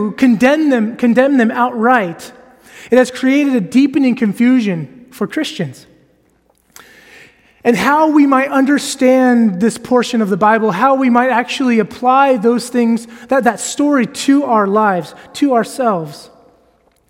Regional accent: United States; now in Edinburgh, United Kingdom; I am American.

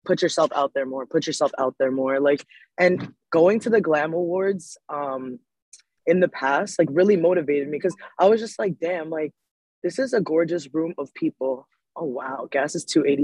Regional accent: Bergen County, New Jersey, United States; also born or lived in Manhattan, New York; I grew up in Jersey

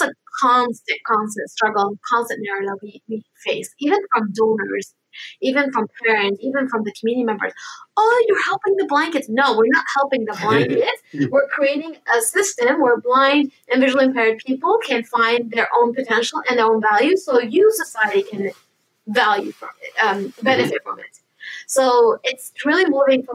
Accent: United States; my parents are originally from Lebanon, so I'm Lebanese American. I was born and raised here

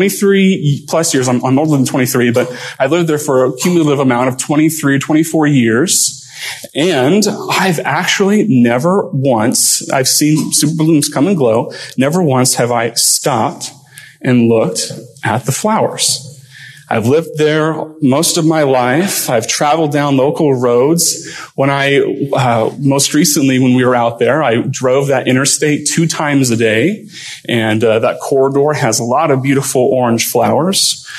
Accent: Lake Elsinore, California, United States; moved away as an adult; now in South Dakota, United States; this is my hometown, Lake Elsinore.

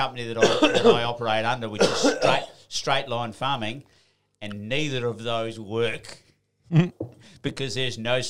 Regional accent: Western Australia, Australia; I grew up in Western Australia and it's bloody flat there.

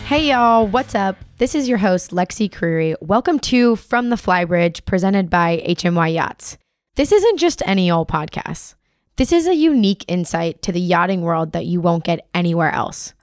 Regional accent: Florida Keys, United States; Born and raised in the Florida Keys as a sport fishing captain's daughter

